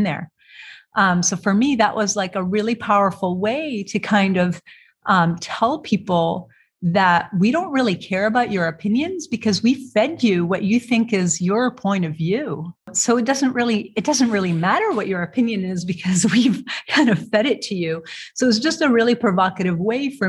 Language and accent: English; Beirut, Beirut Governorate, Lebanon; moved away as an adult; also born or lived in Alexandria, Egypt / Toronto, Canada / Richmond, Virginia; now in Portland, United States; So I was born in Alexandria, Egypt. I grew up between Beirut, Lebanon and Toronto, Canada.